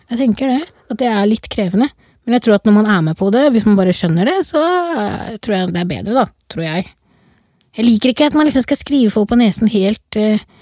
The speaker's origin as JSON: {"language": "Norwegian", "region": "Oslo", "country": "Norway", "accent": "Oslo dialect (west Oslo)", "said": "Jeg er jo liksom fra Oslo vest"}